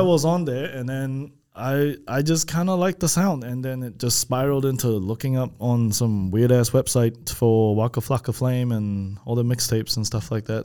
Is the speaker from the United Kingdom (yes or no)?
no; Malaysia; moved away; I'm from, we're from Malaysia